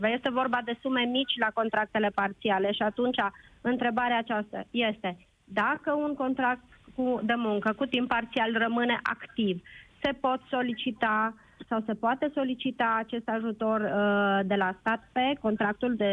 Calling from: Sibiu, Sibiu County, Romania; vă sunt din Sibiu cu trei întrebări

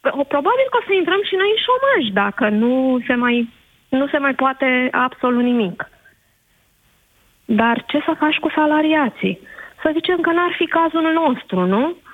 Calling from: Buftea, Ilfov, Romania; Bună ziua, Alina, sunt din Buftea.

